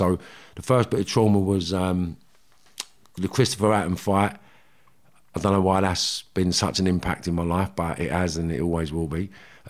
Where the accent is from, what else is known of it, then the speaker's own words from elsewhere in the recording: Liverpool, North West England, United Kingdom; Yeah. Well, it started in Liverpool. I was born in Fazakerley Hospital, 1972.